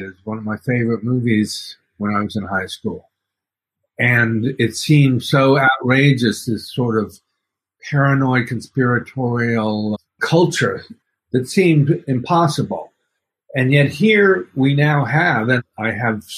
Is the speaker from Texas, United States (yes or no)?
yes; Dallas, Texas, United States; now in New York, United States; I grew up in Dallas, but I've lived in New York for the last 40 years. And originally, I was born here in New York